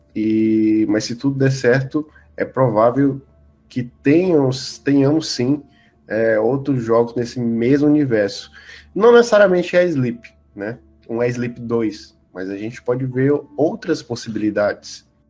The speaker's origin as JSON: {"language": "Portuguese", "region": "Piauí", "country": "Brazil", "tie": "born or raised there", "said": "Que é a minha cidade natal, é, no Piauí"}